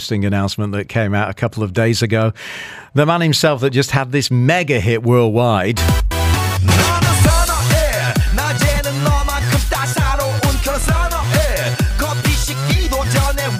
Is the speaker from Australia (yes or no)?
no; United Kingdom; now in Dubai, United Arab Emirates; that's from my home country